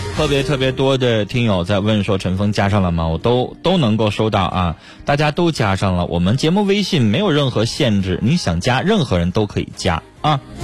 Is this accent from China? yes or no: yes; China; 是我们中国人的良心。